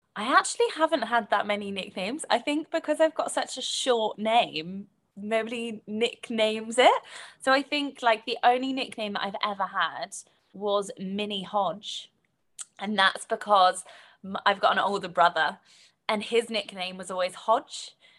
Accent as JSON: {"language": "English", "country": "United Kingdom", "accent": "British", "said": "so you can probably tell from my accent, so I, I'm, I'm British"}